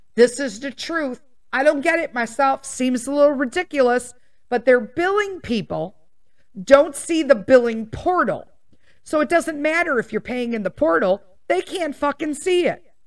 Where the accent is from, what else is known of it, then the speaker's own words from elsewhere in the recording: Chicago, Illinois, United States; born and raised there